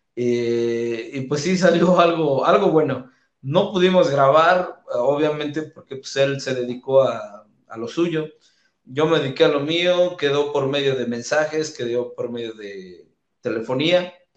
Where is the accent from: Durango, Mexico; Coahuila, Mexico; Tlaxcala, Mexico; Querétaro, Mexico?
Tlaxcala, Mexico; Calpulalpan; en Calpulalpan, donde es mi ciudad natal.